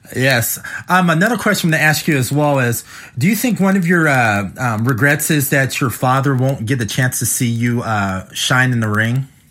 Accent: Midwest, United States; also born or lived in West Coast; I live in the Midwest, but um, you know I grew up out in the West Coast as well. Most of my life in the Midwest

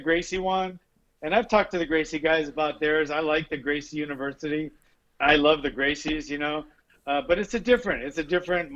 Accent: Honolulu, Hawaii, United States; now in Central California, United States; I'm from Honolulu, Hawaii.

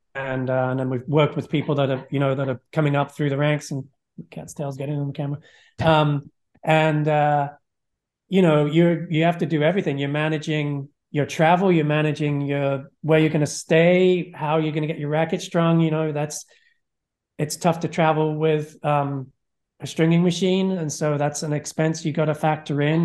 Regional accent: England, United Kingdom; moved away as an adult; also born or lived in Florida, United States; now in United States; I grew up in England

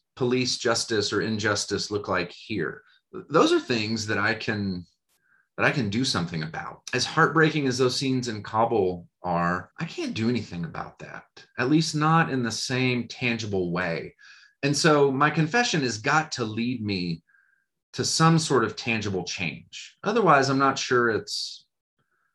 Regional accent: United States; as American people

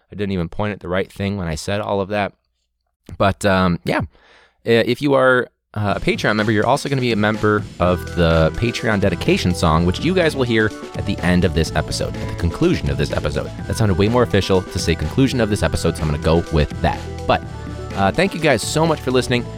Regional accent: Chicago, Illinois, United States; we're from Chicago

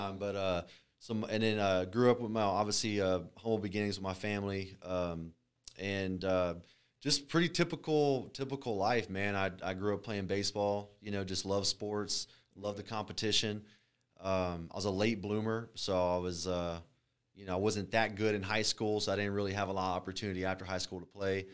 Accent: Alvin, Texas, United States; born or raised there; also born or lived in Galveston, Texas / Freeport, Texas

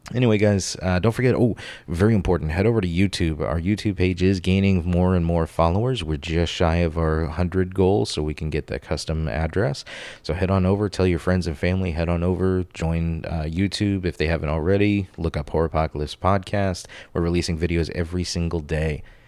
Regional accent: Florida, United States; Growing up in Florida

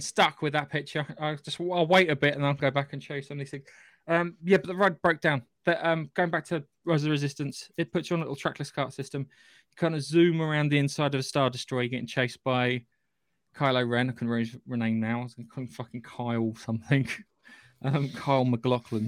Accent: United Kingdom; I'm British

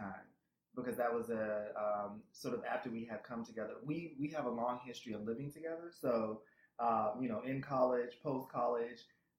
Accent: Boston, Massachusetts, United States; I'm from Boston, she's from Brooklyn, from Bed-Stuy, so we had moved to Jersey

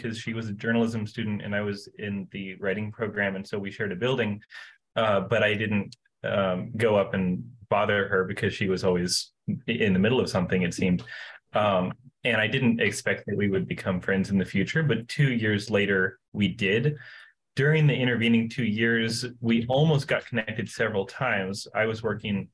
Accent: Asheville, North Carolina, United States; I am from North Carolina originally in the U.S. It's in the Southeast, and I'm from Asheville

